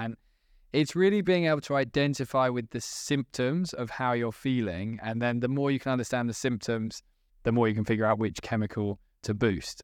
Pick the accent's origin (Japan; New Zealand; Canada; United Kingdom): United Kingdom; as British people